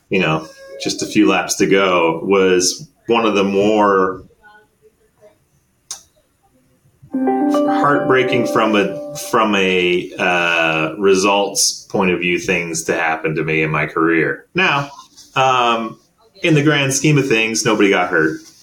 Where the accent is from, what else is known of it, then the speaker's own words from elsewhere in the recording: Canada; as a Canadian